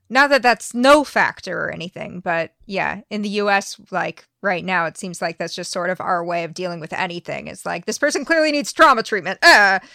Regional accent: United States; as an American

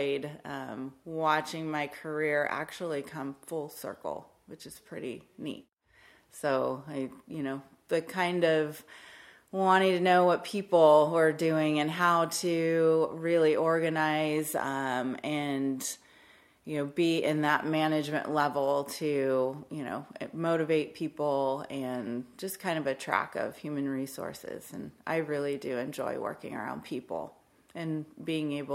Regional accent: Salinas, California, United States; I was born and raised in Salinas, California.

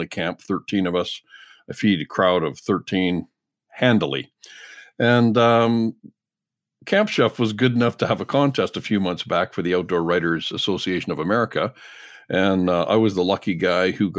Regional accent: Canada; I'm a Canadian journalist, chef, hunter, fisherman

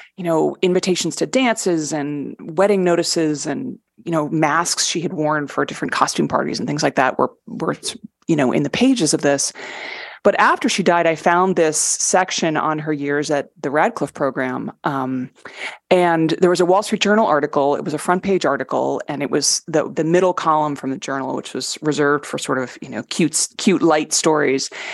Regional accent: Fairfield County, Connecticut, United States; growing up in Fairfield County, Connecticut

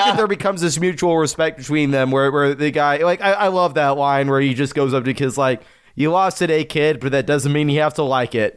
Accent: United States; as an American

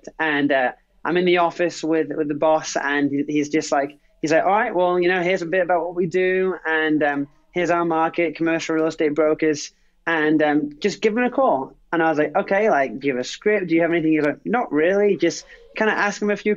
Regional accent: England, United Kingdom; also born or lived in Phoenix, Arizona; now in United States; Lived obviously from England originally, and lived in various different states across the U.S.

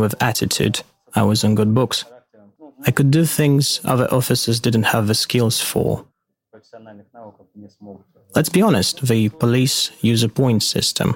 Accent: Russian Far East, Russia; I'm from the Russian Far East

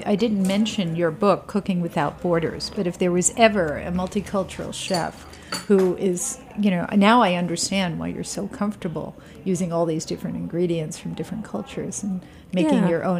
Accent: New York, United States; I'm a born New Yorker

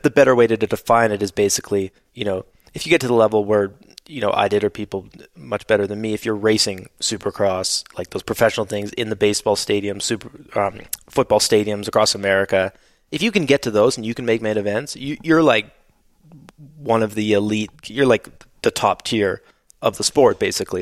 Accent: Canada; where I grew up in Canada

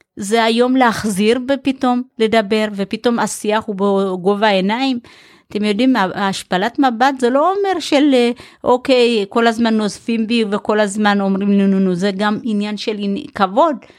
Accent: Ein Shemer, Haifa District, Israel; also born or lived in Ethiopia; אני גדלתי בקיבוץ, קיבוץ עין שמר

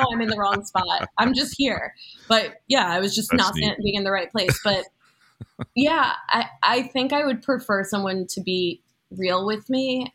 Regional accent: New York City, New York, United States; also born or lived in South Florida; I was born and raised in Brooklyn

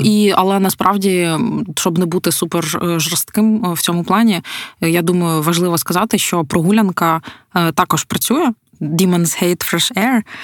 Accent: Podillia, Ukraine; ми ж ми ж з Поділля

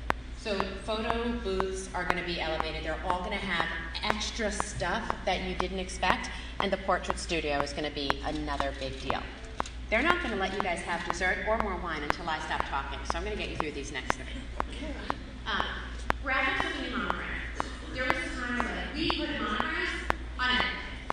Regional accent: Long Island, New York, United States; I'm from New York originally. You probably couldn't tell because most people hear me talk and they're like, oh, it's not. I'm actually from Long Island. But I wasn't raised in that environment.

